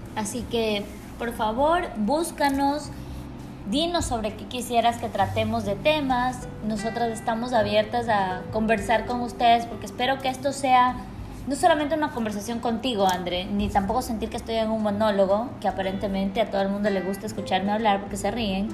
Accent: Quito, Pichincha, Ecuador; now in Guayaquil, Ecuador; yo nací en y crecí en Quito, entonces soy como un, una pequeña, un mix entre los dos lugares

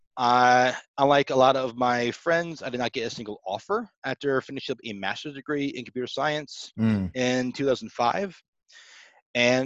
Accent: near Cape Canaveral, Florida, United States; I grew up near Cape Canaveral, Florida

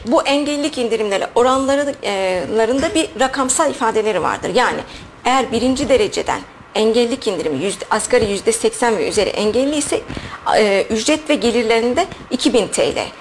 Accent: Sivas Province, Turkey

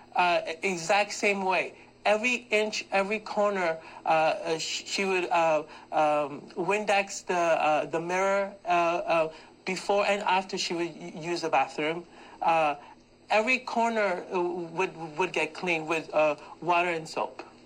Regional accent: Pakistan; moved away; I am from Pakistan

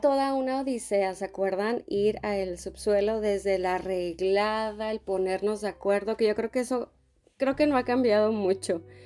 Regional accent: Monterrey, Nuevo León, Mexico; moved away as an adult; desde Monterrey desde mi tierra

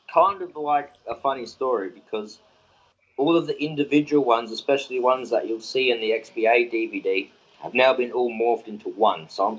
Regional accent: Adelaide, South Australia, Australia; I'm from Adelaide, but I've been all around Australia

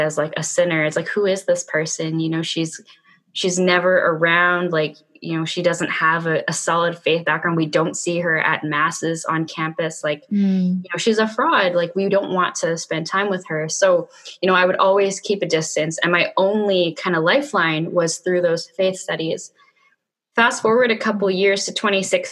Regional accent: Vancouver, British Columbia, Canada; my hometown

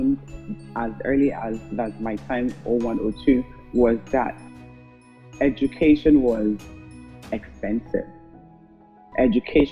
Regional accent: Germany; moved away as an adult; now in Port Harcourt, Nigeria; My background is Ghanaian German. My parents are Ghanaian, but I grew up in Germany

